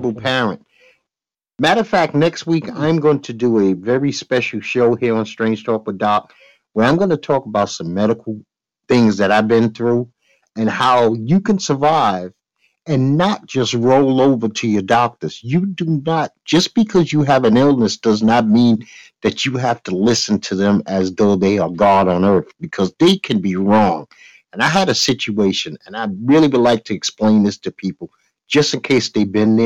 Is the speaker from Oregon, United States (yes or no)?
no; New York, United States; I'm a New Yorker.